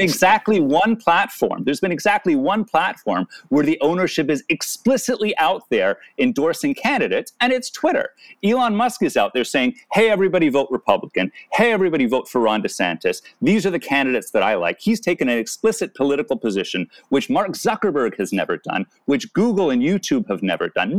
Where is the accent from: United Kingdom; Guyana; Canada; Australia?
Canada; I'm Canadian